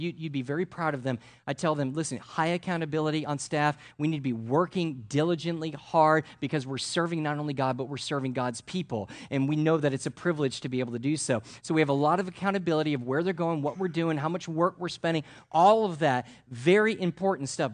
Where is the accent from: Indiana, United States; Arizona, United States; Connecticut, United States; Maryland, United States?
Connecticut, United States; I'm from Connecticut